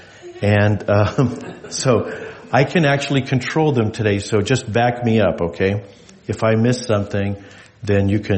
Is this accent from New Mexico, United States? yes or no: yes; New Mexico, United States; now in Alaska, United States; I grew up in New Mexico